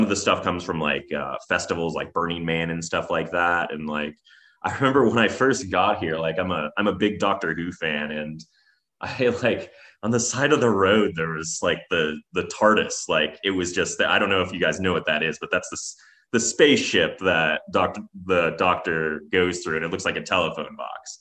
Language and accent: English; Fresno, California, United States; moved away as an adult; now in Reno, United States; I'm not from the area. I'm originally from Fresno, California, which is quite a different place